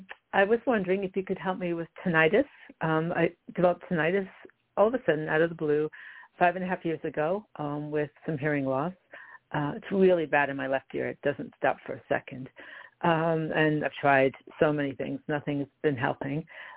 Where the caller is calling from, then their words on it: Long Island, New York, United States; calling in from New York, Long Island.